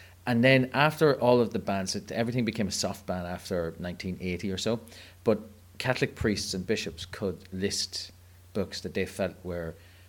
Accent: Clogher, Northern Ireland, United Kingdom; And I grew up in Clogher, and all I can tell you is that I've read every single Nancy Drew novel.

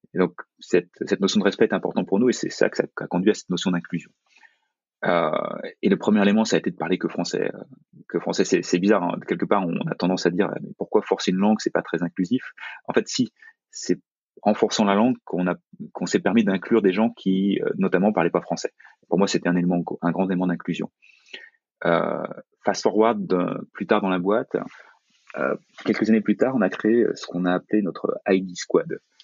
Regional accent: France; quand on est français, quand on est européen

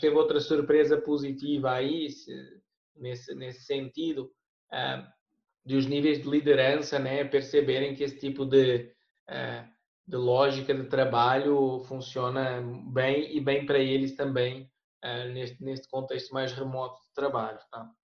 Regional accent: Portugal; accent: European Portuguese; moved away; meu português de Portugal

